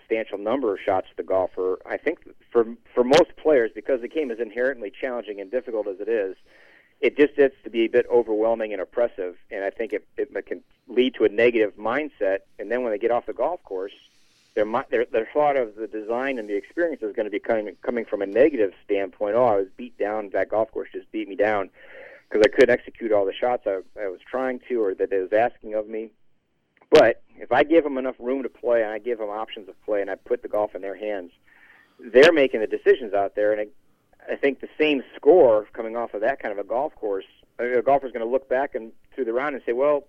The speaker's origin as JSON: {"language": "English", "town": "Detroit", "region": "Michigan", "country": "United States", "tie": "born or raised there", "said": "growing up in Detroit"}